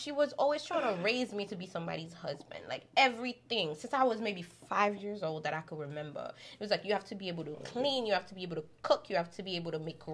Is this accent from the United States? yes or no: no; Haiti; moved away; I grew up in Haiti.